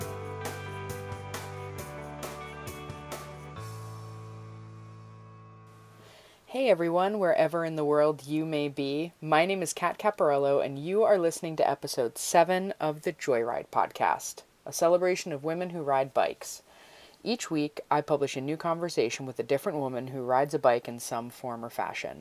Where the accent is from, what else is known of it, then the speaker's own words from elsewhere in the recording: New Jersey, United States; moved away; I'm a Jersey girl myself